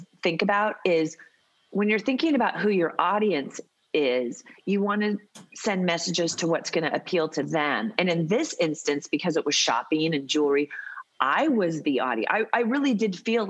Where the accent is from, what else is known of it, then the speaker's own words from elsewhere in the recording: Seattle, Washington, United States; now in Los Angeles, United States; I grew up in Seattle, Washington